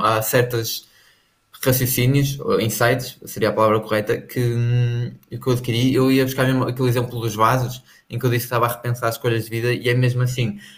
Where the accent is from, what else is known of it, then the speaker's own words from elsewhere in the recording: Portugal; para nós que somos portugueses